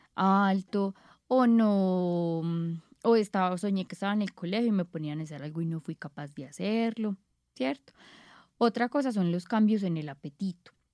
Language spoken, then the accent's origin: Spanish; Paisa, Antioquia, Colombia; nosotros como paisas